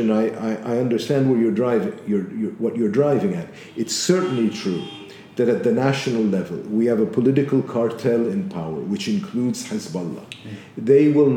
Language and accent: English; Beirut, Beirut Governorate, Lebanon; this whole environment in which I had grown up was changing